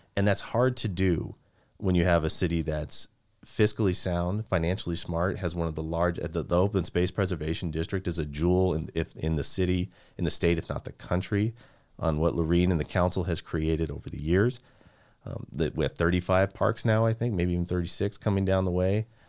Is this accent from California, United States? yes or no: yes; Santa Barbara, California, United States; moved away as an adult; also born or lived in San Luis Obispo; now in Santa Clarita, United States; I was born and raised in Santa Barbara